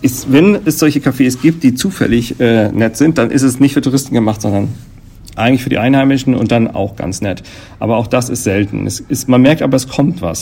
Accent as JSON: {"language": "German", "country": "Germany", "said": "bei uns in Deutschland"}